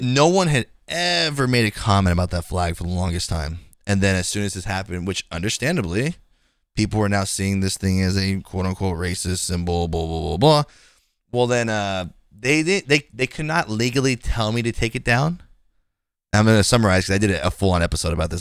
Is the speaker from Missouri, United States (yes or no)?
no; Bay Area, California, United States; I'm from the Bay Area